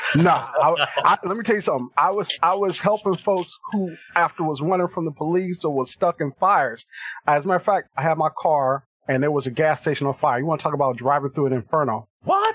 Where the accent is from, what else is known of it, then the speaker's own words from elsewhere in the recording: Compton, California, United States; I'm originally from Compton, California